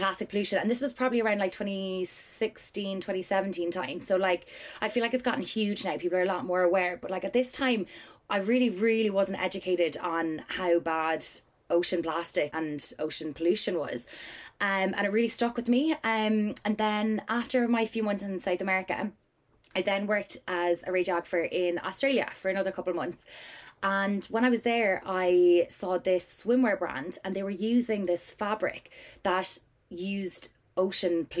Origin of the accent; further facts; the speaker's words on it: Cork, Munster, Ireland; moved away as an adult; now in London, United Kingdom; I am originally from Cork and then came over to London for college.